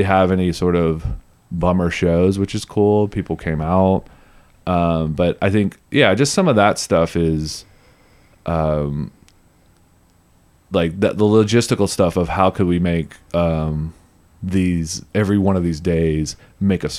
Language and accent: English; Beaumont, Texas, United States; I'm from Beaumont, Texas